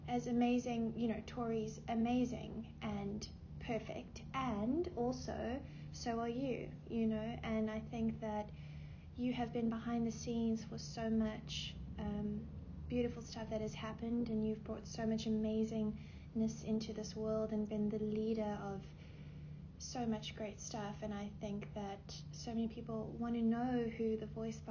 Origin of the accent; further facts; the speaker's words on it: South Africa; moved away as an adult; now in Los Angeles, United States; I am originally from South Africa. I um, moved here when I was 18, yeah, between 18 and 19